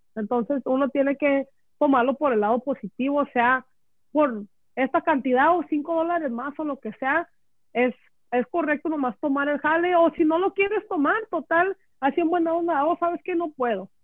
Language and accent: Spanish; Los Angeles, California, United States; somos de LA, somos